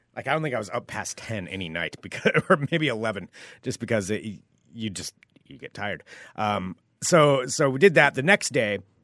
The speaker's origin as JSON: {"language": "English", "town": "Portland", "region": "Oregon", "country": "United States", "said": "most of us from Portland"}